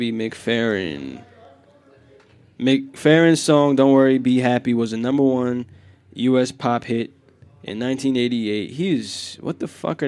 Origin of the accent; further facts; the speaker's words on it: New York, United States; I come in from Marlboro Projects.